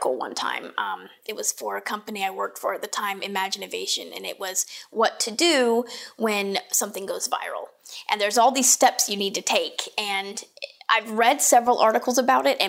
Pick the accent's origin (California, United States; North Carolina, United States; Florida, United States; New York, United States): North Carolina, United States; Raleigh; I'm from Raleigh. I grew up here.